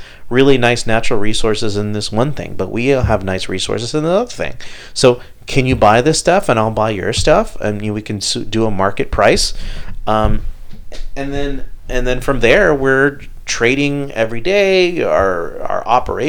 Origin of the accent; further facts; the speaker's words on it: Houston, Texas, United States; Growing up here in Houston